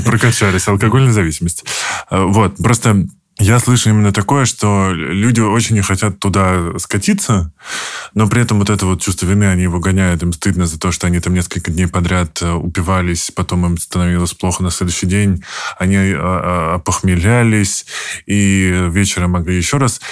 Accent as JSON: {"language": "Russian", "region": "Moscow Oblast", "country": "Russia", "tie": "born or raised there", "said": "я из Подмосковья"}